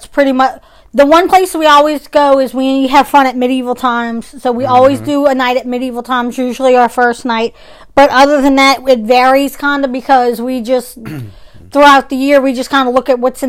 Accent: New Orleans, Louisiana, United States; Right. We're from New Orleans. There's places in Texas that we would, we want to try.

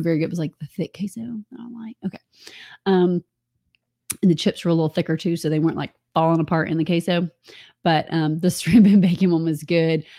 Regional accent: Atlanta, Georgia, United States; I grew up in Atlanta. We use MARTA

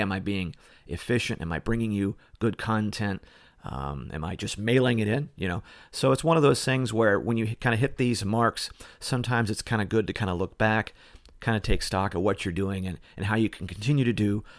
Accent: Ohio, United States; moved away; being from Ohio and I grew up, you know, not too far south from you

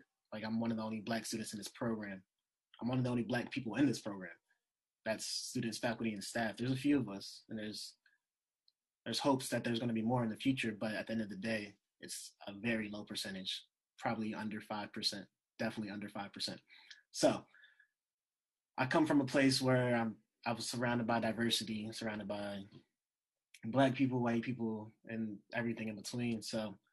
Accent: United States; moved away; also born or lived in Texas / Pennsylvania / New Jersey; I lived in PA and Jersey most of my life. I feel like the North kind of shaped me

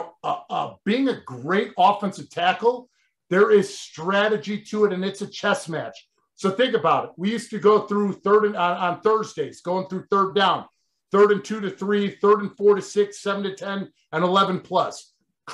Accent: Chicago, Illinois, United States; moved away as an adult; also born or lived in New York / New Jersey; Growing up in Chicago

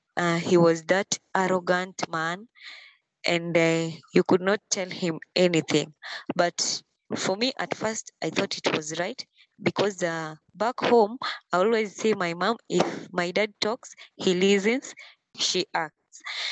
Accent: Kisumu County, Kenya; I come from Kenya, Kisumu County.

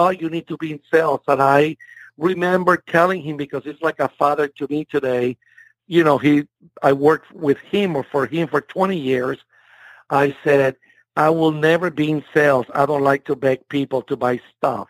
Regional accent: Puerto Rico; English is a second language; moved away as an adult; also born or lived in Miami / San Benito, Texas; now in United States; I grew up in Puerto Rico until I was 18 years old

